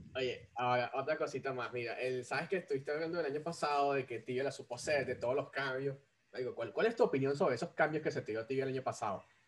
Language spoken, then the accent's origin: Spanish; Caracas, Capital District, Venezuela; moved away as an adult; also born or lived in Maracaibo; yo soy de Caracas, pero los últimos años viví en Maracaibo